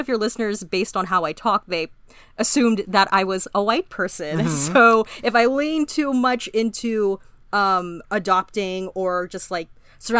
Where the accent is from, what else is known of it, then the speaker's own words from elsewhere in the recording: Orange County, California, United States; I'm from California, specifically Orange County.